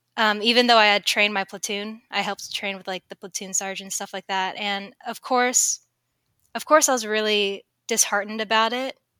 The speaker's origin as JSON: {"language": "English", "town": "Sacramento", "region": "California", "country": "United States", "said": "I come from Sacramento, California"}